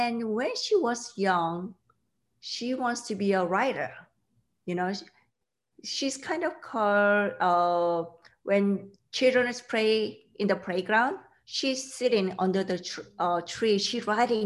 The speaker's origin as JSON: {"language": "English", "country": "South Korea", "tie": "born or raised there", "second_language": "English", "moved": "yes", "said": "I grew up in South Korea"}